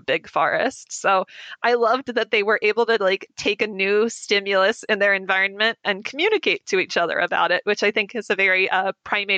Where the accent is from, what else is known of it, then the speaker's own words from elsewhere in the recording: United States; I as an American